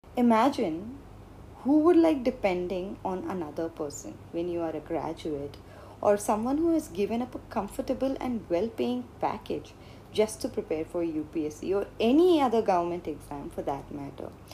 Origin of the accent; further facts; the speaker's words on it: India; Being brought up in India and growing up in India